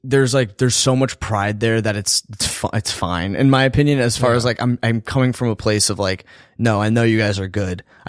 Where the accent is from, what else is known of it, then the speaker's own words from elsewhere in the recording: St. Louis, Missouri, United States; moved away as an adult; also born or lived in Miami; growing up in Missouri. Like it's a very like Irish Catholic city